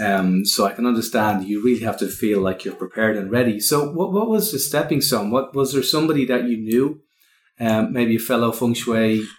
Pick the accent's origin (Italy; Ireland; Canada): Ireland; accent: Irish; that's my Irish accent